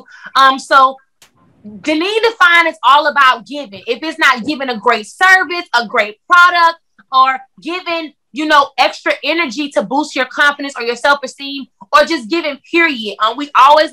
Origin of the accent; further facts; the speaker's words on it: Clearwater, Florida, United States; moved away as an adult; now in Atlanta, United States; I'm from Clearwater, Florida, but I have been in Atlanta for the last like 5 or 6 years